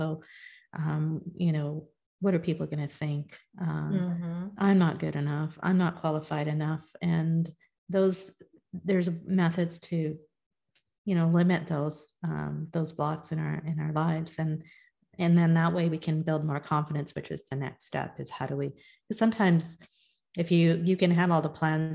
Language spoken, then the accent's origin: English; India; I'm a Hindu, I'm Indian